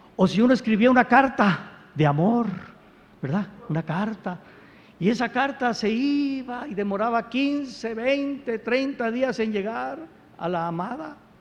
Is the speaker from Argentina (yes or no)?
no; Veracruz, Mexico; Yo soy jarocho